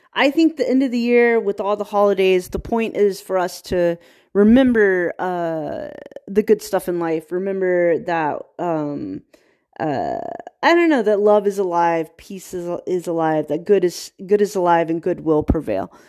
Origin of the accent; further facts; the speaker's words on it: Virginia, United States; I'm from Virginia